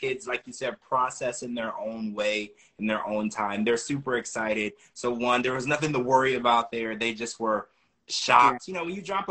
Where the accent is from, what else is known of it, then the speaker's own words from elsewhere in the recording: Louisiana, United States; I grew up in Louisiana